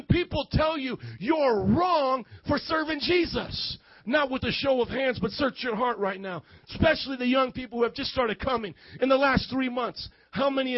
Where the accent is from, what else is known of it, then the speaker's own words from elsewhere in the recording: Fort Wayne, Indiana, United States; moved away as an adult; now in Chicago, United States; I was a gringo from Fort Wayne, Indiana with the cornfields